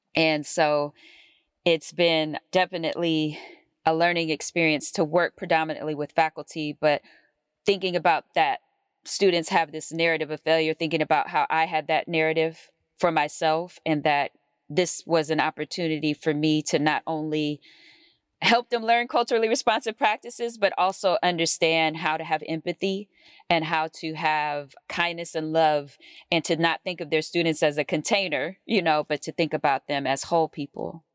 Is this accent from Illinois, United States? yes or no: no; Oakland, California, United States; I grew up in Oakland, California